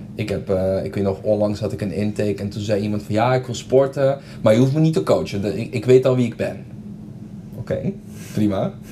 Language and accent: Dutch; Curaçao; moved away as an adult; now in Netherlands; Ik kom oorspronkelijk uit Curaçao